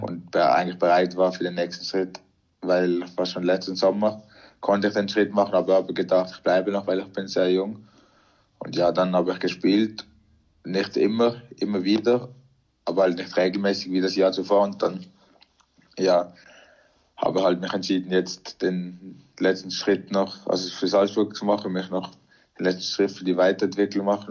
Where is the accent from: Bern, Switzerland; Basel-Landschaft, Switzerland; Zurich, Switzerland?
Basel-Landschaft, Switzerland; Arisdorf; wir sind alle in der Schweiz geboren und sind ganz normal in der Schweiz aufgewachsen.